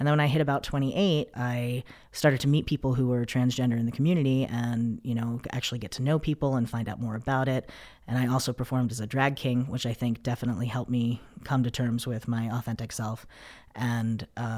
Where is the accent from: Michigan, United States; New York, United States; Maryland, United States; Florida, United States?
New York, United States; New York City; moved away; also born or lived in Tucson, Arizona; I'm from New York City originally. I moved to Tucson, and when I was 13 years old